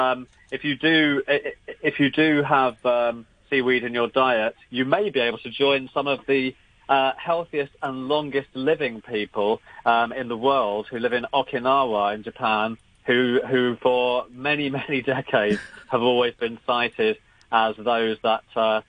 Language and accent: English; London, United Kingdom; moved away; a Cantonese restaurant in suburban North London, where I grew up